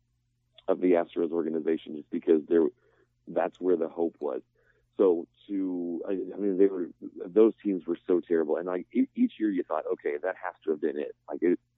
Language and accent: English; Houston, Texas, United States; I grew up in Houston